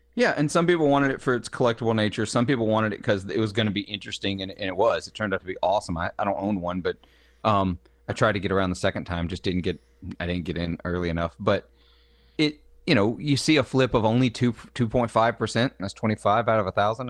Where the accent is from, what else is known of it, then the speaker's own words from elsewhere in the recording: Clarksdale, Mississippi, United States; the Clarksdale that he makes is actually named for my hometown